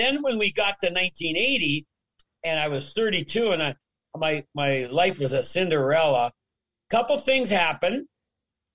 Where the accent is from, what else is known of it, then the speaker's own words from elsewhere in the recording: Regina, Saskatchewan, Canada; moved away; growing up in Regina